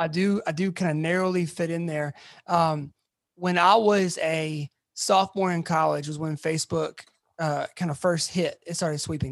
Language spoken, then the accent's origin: English; Atlanta, Georgia, United States; moved away as an adult; now in Memphis, United States; I'm originally from Atlanta